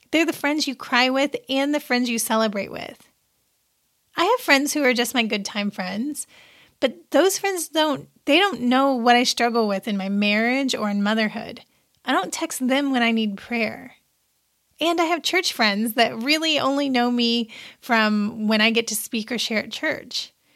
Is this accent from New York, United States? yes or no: no; Seymour, Indiana, United States; my little hometown paper from where I grew up in Seymour, Indiana